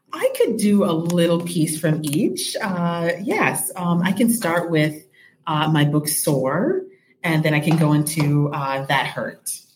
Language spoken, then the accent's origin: English; Rockford, Illinois, United States; I am from Rockford, Illinois. I'm actually very proud to be from Rockford, Illinois. That's my hometown